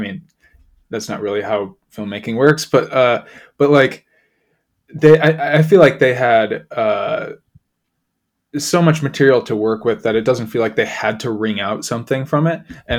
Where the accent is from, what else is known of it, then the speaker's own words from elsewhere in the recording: Chicago, Illinois, United States; just growing up around Chicago